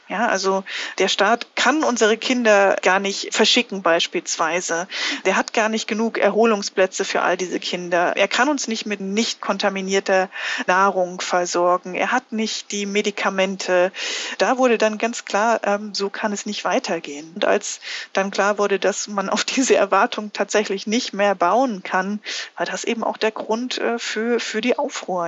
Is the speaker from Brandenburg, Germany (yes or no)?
no; Wittenberg, Saxony-Anhalt, Germany; moved away as an adult; also born or lived in Minsk, Belarus / Freiburg; in meiner Heimatstadt Wittenberg